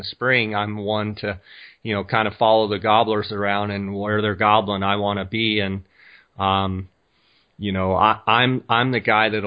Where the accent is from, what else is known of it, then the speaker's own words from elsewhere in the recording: Scottsdale, Arizona, United States; I am actually in my hometown right now in Scottsdale, Arizona. Uh, Scottsdale is a suburb of Phoenix, about, uh, well, they're connected now, but it's on the north side of Phoenix.